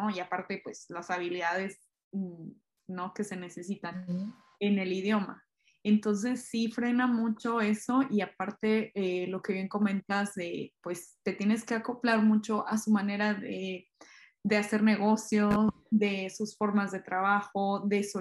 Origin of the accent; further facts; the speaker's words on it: Mexico; Eso, esa, esa parte sí está muy parecida y como que a veces nos tiende como mexicanos a desesperar porque pues uno en el trabajo tuteas al jefe